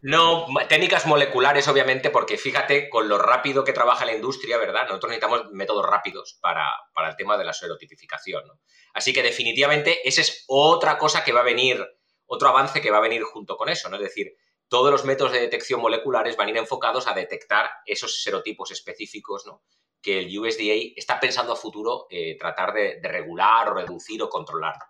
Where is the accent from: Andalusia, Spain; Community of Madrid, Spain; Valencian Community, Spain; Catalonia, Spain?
Valencian Community, Spain; Valencia; moved away; yo soy de, Valencia, originario